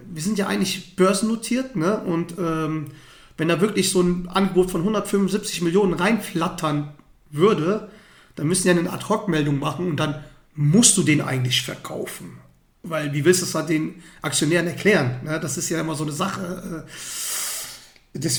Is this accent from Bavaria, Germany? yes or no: no; Dortmund, North Rhine-Westphalia, Germany; als, als Dortmunder denkt man sich, boah, geil, äh, die müssen für immer hier bleiben